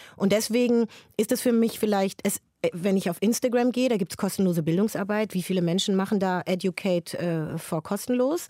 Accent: Frankfurt am Main, Hesse, Germany; Das ist meine Heimatstadt

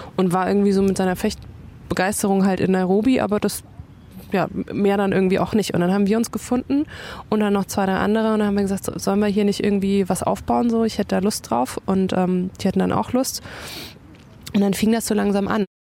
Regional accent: Bayreuth, Bavaria, Germany; ich bin halt in Bayreuth groß geworden

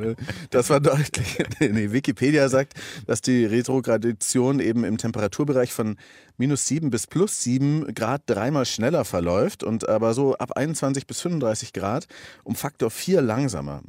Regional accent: Augsburg, Bavaria, Germany; now in Berlin, Germany; ich bin gebürtiger Augsburger

